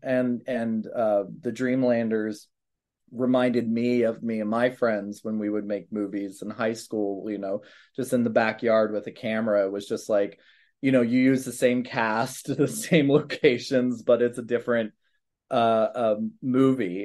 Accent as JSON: {"language": "English", "town": "Manassas", "region": "Virginia", "country": "United States", "tie": "born or raised there", "said": "Manassas, Virginia, so near Baltimore"}